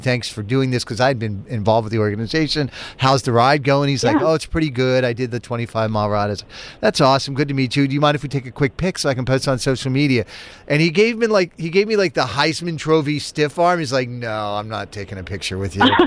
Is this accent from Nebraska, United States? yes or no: no; Charlestown, Massachusetts, United States; I'm from God's country, Charlestown